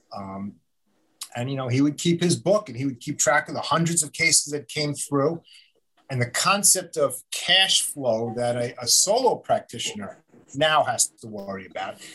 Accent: Long Island, New York, United States; also born or lived in Albany / Buffalo / Manhattan; I grew up out on Long Island

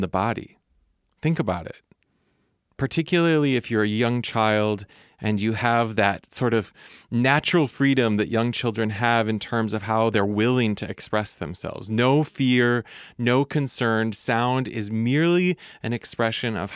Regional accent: Michigan, United States; accent: Midwestern; I'm aware that I sound pretty Midwestern. I do my best not to lean into that accent too hard, but I know that that I sound like I'm from Michigan, where I'm from.

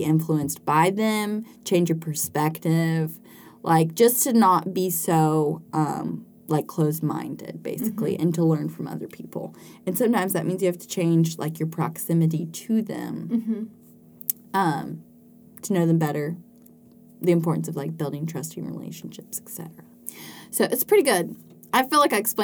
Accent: West Tennessee, United States; I grew up in West Tennessee.

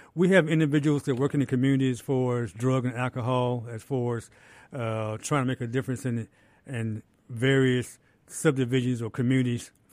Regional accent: Jackson, Mississippi, United States; I'm born and raised in Jackson, Mississippi. Been here all my life.

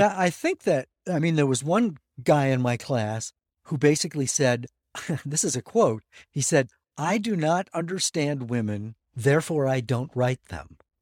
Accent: La Crosse, Wisconsin, United States; I'm from La Crosse, Wisconsin, which is on Wisconsin's west coast, otherwise known as the Mississippi River

